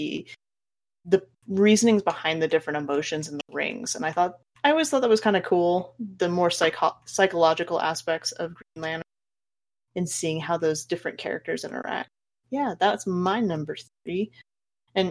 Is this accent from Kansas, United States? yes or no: yes; Kansas, United States; I grew up in Kansas